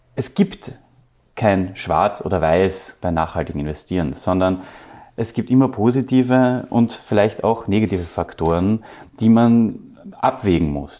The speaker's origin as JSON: {"language": "German", "country": "Austria", "said": "wir als Österreicher"}